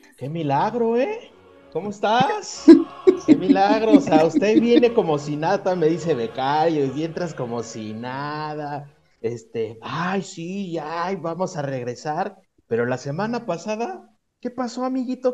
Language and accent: Spanish; Mexico; porque somos mexicanos